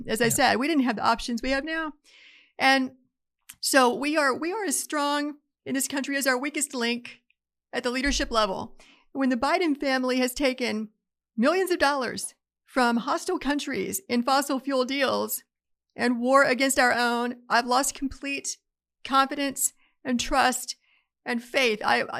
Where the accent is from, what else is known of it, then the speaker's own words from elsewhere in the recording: Appalachia, United States; I grew up in Appalachia. We always had a freezer full of game because it supplemented the food bill.